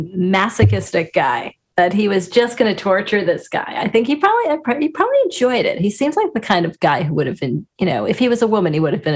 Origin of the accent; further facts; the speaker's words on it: Long Island, New York, United States; Well, sure, you know, growing up on Long Island